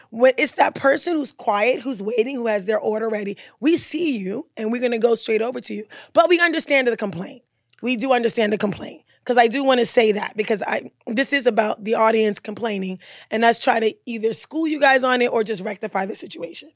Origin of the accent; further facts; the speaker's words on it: Maryland, United States; also born or lived in Caribbean; I'm from Maryland